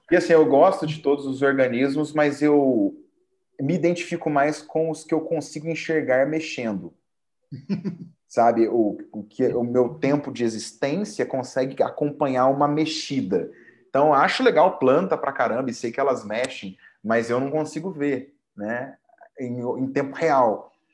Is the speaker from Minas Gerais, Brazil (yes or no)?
yes; Poços de Caldas, Minas Gerais, Brazil; sou mineiro de Poços de Caldas